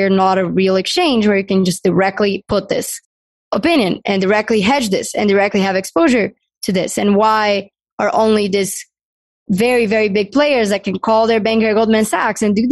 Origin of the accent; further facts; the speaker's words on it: Brazil; moved away as an adult; now in United States; I'm from Brazil